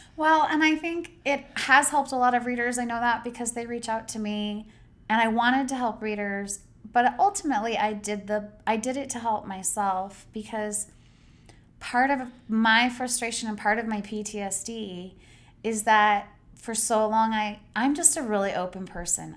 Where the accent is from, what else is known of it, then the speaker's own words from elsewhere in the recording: Idaho, United States; I grew up in Idaho, I grew up working class